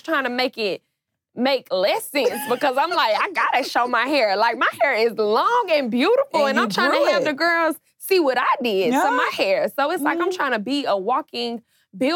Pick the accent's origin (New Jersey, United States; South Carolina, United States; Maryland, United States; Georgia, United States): Georgia, United States; Atlanta; I'm from Atlanta. Like, you know what I'm saying? Like, this is our culture